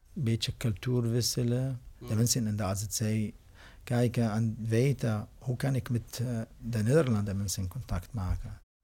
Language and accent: Dutch; Syria; Dutch is a second language; now in Netherlands; ik kom uit Syrië.